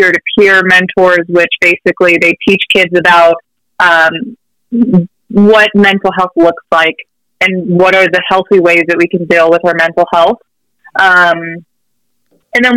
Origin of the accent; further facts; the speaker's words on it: Riverside, California, United States; I was also born and raised in Riverside, love it here